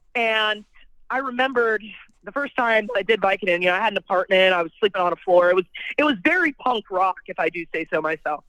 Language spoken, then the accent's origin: English; Bellflower, California, United States; moved away; also born or lived in New York; I was born in Bellflower, California, but I've been living in New York uh, I just moved away from New York in 2017, and currently I'm back in California